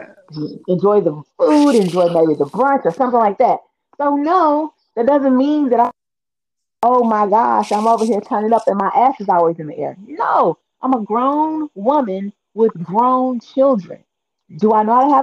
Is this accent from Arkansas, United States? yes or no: yes; Arkansas, United States; also born or lived in Columbus, Ohio; now in Ohio, United States; I'm originally from Arkansas